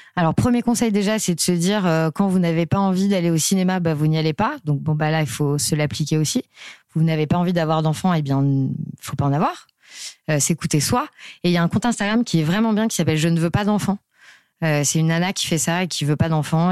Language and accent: French; Nantes, Pays de la Loire, France; now in Paris, France; je vis à Paris, je viens de Nantes